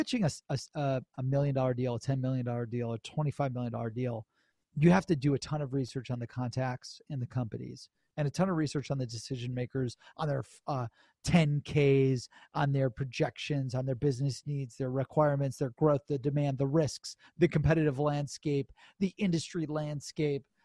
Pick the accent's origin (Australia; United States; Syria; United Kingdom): United States; Cleveland, Ohio; I'm from Ohio, Cleveland, Ohio